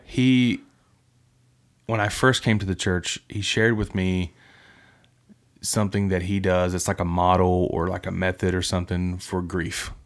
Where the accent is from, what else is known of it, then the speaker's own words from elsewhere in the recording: West Virginia, United States; moved away; my hometown